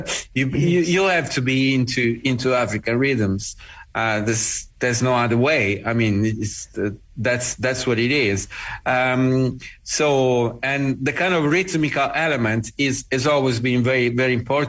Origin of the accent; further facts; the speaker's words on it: Bari, Apulia, Italy; coming from the conservatory in my hometown in Bari